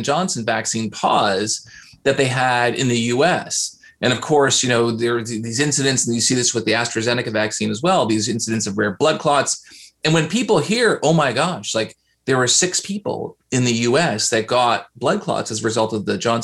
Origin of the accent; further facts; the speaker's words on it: Canada; I'm Canadian, so I say processing